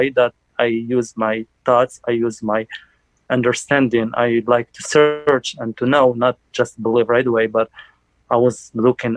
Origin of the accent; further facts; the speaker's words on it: Algeria; moved away as an adult; now in United States; I'm from Algeria, North African country. And like I came here on November 2015.